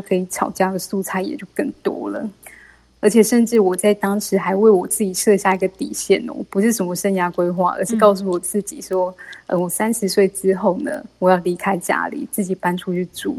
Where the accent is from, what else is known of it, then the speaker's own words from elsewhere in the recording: Kaohsiung, Taiwan; 我是来自高雄的